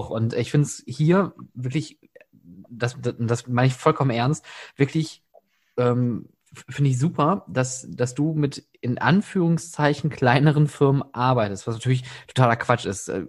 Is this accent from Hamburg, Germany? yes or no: no; Oberhausen, North Rhine-Westphalia, Germany; born there; natürlich als gebürtiger Oberhausener nochmal so eine, so eine schöne Schnittstelle.